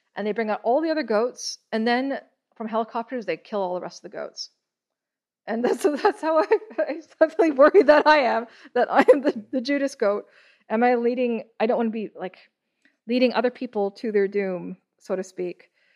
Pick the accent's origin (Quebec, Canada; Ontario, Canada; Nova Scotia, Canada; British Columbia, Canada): Ontario, Canada; Toronto; I was born in Toronto.